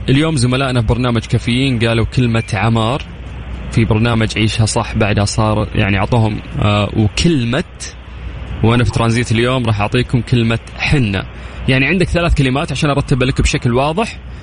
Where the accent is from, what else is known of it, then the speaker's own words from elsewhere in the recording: Al Lith, Makkah Province, Saudi Arabia; من أهل الليث